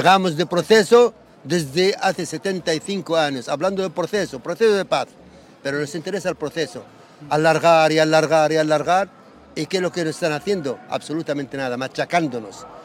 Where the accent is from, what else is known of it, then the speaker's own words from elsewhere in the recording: Palestine; Que no es árabe, es palestino, es de un pueblo de mi